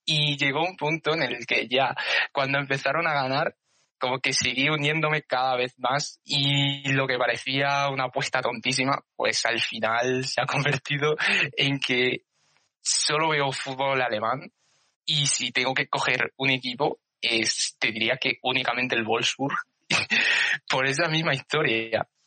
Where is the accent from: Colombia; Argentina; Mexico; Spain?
Spain; siendo español